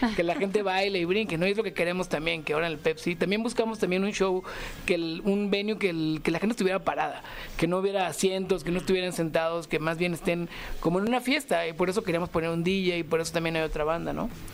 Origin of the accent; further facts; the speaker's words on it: Mexico City, Mexico; en la Ciudad de México, que somos de aquí